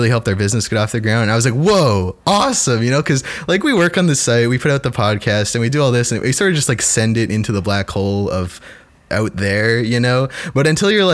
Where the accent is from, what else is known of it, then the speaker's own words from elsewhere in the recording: Canada; we're Canadian game devs